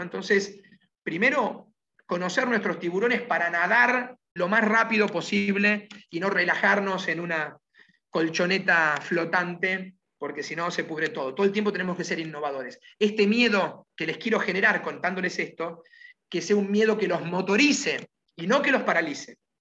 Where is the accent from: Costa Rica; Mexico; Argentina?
Argentina; Yo prefiero ir por el mundo pensando como argentino